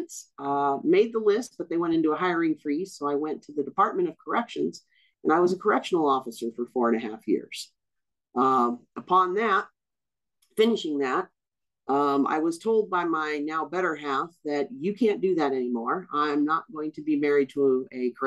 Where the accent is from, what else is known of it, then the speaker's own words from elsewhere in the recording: Tucson, Arizona, United States; I grew up in Tucson, Arizona